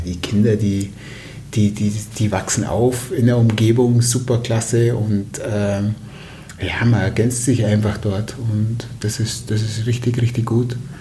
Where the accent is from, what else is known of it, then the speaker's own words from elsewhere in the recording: Allgäu, Bavaria, Germany; also born or lived in Würzburg; bei uns im Allgäu